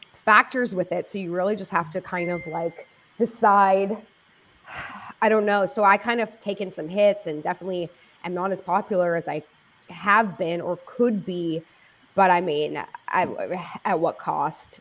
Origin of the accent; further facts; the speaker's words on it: Los Angeles, California, United States; I grew up in Los Angeles